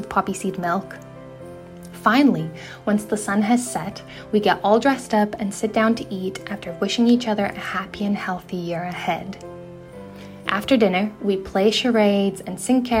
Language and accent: English; Lithuania; now in London, United Kingdom; I'm originally from Lithuania, which is a small country in northeastern Europe